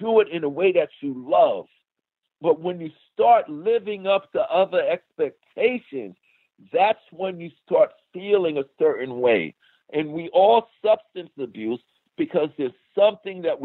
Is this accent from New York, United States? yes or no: yes; New York City, New York, United States; from Hollis, Queens, New York